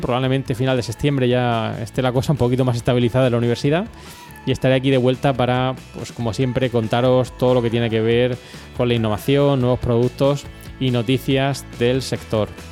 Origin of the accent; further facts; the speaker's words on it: Region of Murcia, Spain; somos de Murcia